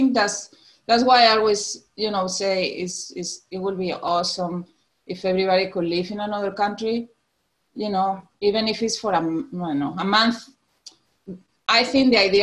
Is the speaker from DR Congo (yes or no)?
no; Tenerife, Canary Islands, Spain; moved away as an adult; now in Alabama, United States; So I'm from Spain. I was born in an island, Tenerife, in the Canary Islands